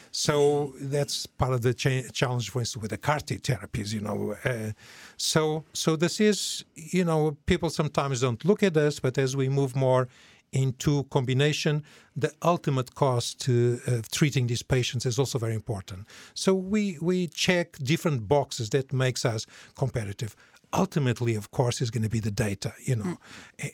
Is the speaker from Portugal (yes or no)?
yes; Portugal; moved away as an adult; also born or lived in New York / Sweden; now in Norway; I'm originally from Portugal, although I left uh, many, many, many years ago